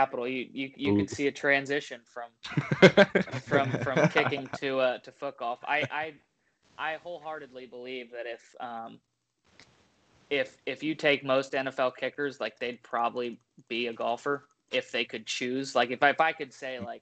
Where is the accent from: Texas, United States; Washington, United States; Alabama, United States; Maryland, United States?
Texas, United States; Dallas; now in Charleston, United States; I'm from Dallas